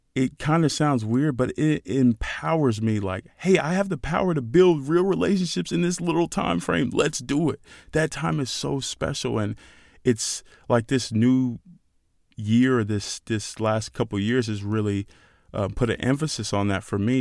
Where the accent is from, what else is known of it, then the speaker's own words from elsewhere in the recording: Nigeria; As a Nigerian, we're very proud, very proud people